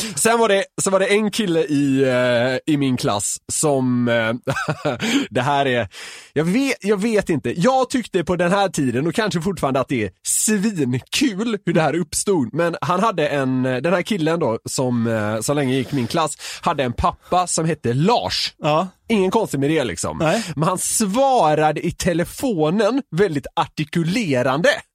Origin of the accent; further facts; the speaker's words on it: Gothenburg, Västra Götaland, Sweden; jag som är göteborgare